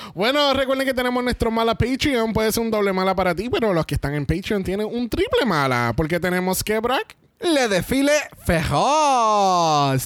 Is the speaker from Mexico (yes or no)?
no; Puerto Rico; somos, tres boricuas